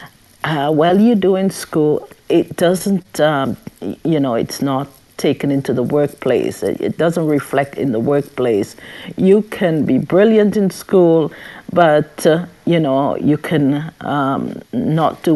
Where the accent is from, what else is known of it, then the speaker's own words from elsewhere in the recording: St. Vincent & Grenadines; I grew up in St. Vincent